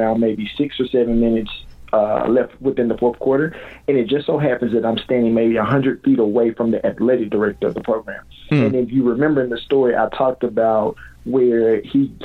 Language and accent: English; Jackson, Mississippi, United States; moved away; I'm born and raised in Jackson, Mississippi